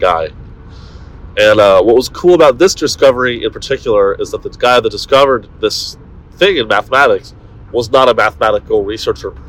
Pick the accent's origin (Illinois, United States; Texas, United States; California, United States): California, United States; Silicon Valley; moved away; That's what I grew up around in the Silicon Valley